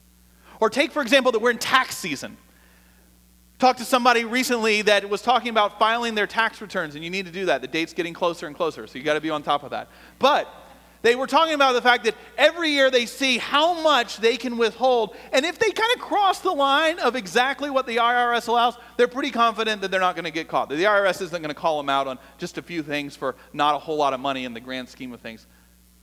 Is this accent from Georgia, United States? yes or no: yes; Atlanta, Georgia, United States; moved away as an adult; now in Austin, United States; I grew up in Atlanta